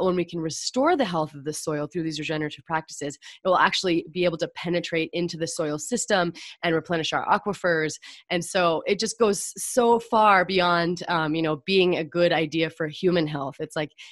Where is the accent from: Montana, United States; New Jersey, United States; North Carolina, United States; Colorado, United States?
Montana, United States; I grew up in Montana